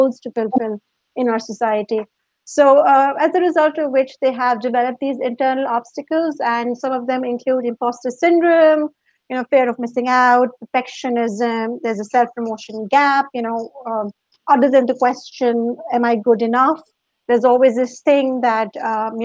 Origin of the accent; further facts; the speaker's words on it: Pakistan; moved away as an adult; also born or lived in Dubai; now in London, United Kingdom; I'm originally from Pakistan